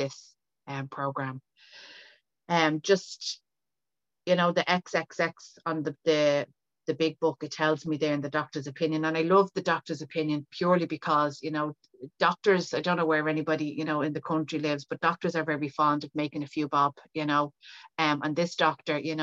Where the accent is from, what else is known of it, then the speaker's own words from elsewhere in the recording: Dublin, Leinster, Ireland; now in County Meath, Ireland; I am from Dublin and I currently live outside Dublin in County Meath